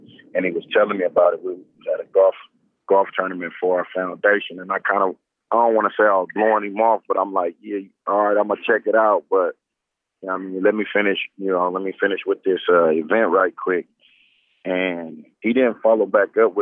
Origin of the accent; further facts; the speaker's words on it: Oakland, California, United States; I just choose to play at Cal because that was my hometown